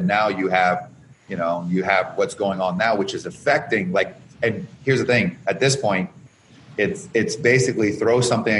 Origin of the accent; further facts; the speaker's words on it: Canada; now in Chicago, United States; I came from Canada with nothing, $974 over 10 years ago, went down to negative 34,000. And I'm in Chicago